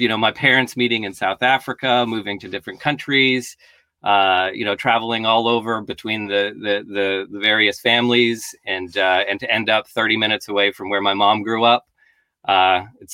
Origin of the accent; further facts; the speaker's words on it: Canada; also born or lived in Germany; now in United Kingdom; we ended up in Canada, which is where I grew up.